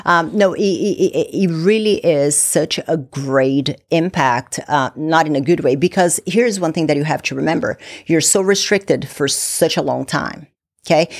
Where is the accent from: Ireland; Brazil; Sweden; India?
Brazil; now in United States; I'm originally from Brazil, moved from Brazil to the U S